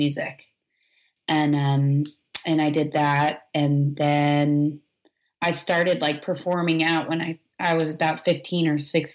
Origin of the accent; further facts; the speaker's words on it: New York, United States; moved away as an adult; also born or lived in Brooklyn, New York; now in Nashville, United States; we're all originally from New York, New York State.